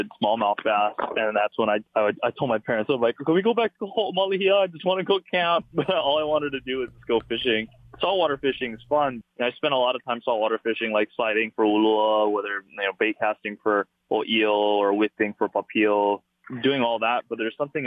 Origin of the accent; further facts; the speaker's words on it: Wahiawa, Hawaii, United States; moved away; There's Lake Wilson, which is in Wahiwa. That's where I grew up